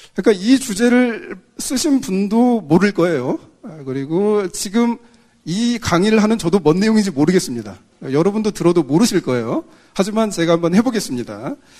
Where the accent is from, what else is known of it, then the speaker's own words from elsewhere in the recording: Jeonju, North Jeolla, South Korea; 저는 사실 그 전라도 출신이에요. 제 아내도 전라도고